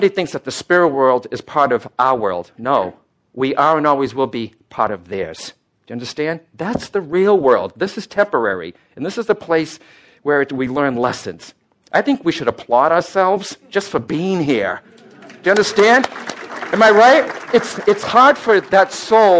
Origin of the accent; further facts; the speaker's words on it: Boston, Massachusetts, United States; I'm born an Irish-Italian Catholic from Boston